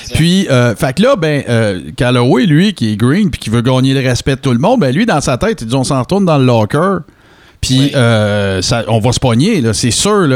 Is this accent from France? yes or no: no; Abitibi-Témiscamingue, Quebec, Canada; je viens d'une région, là, je viens de l'Abitibi-Témiscamingue